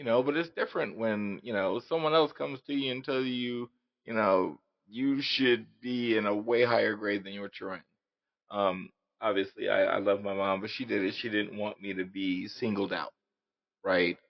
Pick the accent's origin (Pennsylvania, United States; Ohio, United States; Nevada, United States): Nevada, United States; Las Vegas; I grew up in Las Vegas